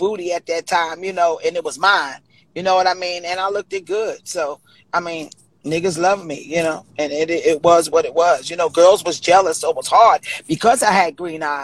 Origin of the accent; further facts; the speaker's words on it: New York City, New York, United States; I grew up in Brownsville